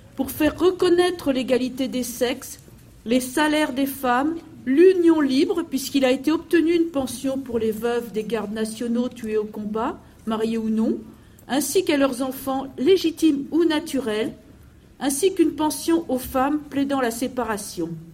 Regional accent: France; chez nous en France

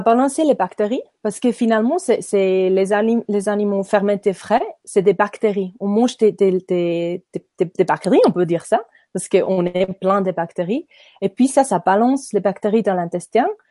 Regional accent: Nidwalden, Switzerland; French is a second language; moved away as an adult; also born or lived in Ireland / French-speaking Switzerland; je suis née à Nidwalden. C'est un petit village, euh, un petit canton en Suisse, au milieu du Suisse. Et puis, euh, je suis grandie à Nidwalden aussi

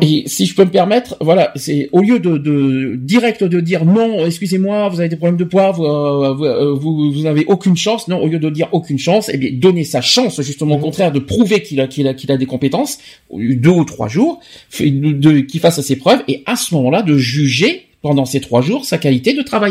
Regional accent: France; also born or lived in Bordeaux; chez nous en France

